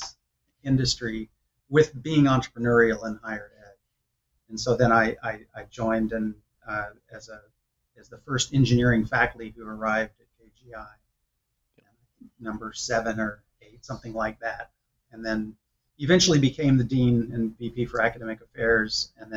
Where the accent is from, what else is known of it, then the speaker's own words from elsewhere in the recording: College Station, Texas, United States; moved away as an adult; now in California, United States; I come from College Station, Texas, because that's where Texas A&M is located. Yep. My dad was a faculty member there